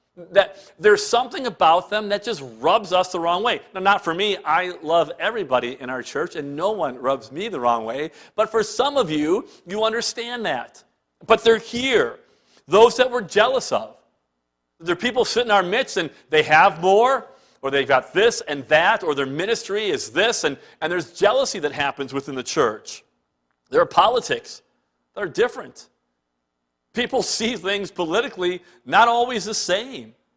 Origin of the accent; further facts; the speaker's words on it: Cleveland, Ohio, United States; moved away as an adult; now in Canada; growing up in Cleveland